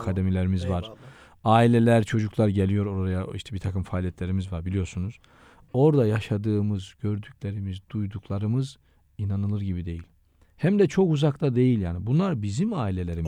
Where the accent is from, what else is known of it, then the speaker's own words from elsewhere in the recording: Şalpazarı, Trabzon, Turkey; moved away as an adult; also born or lived in Vakfıkebir / Istanbul; Ben aslen Şalpazarlıyım.